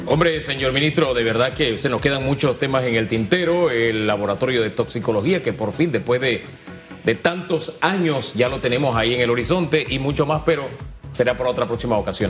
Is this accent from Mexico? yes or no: no; Panama; como panameños